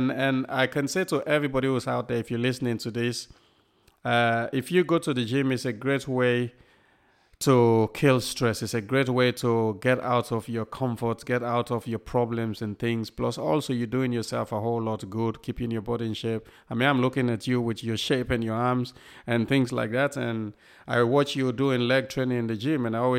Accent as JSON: {"language": "English", "town": "Southport", "region": "North West England", "country": "United Kingdom", "said": "when I never tell people I come from Southport, not because I don't want to talk about Southport, because when you're in America or other place, you see you come from Southport, they go, where is that?"}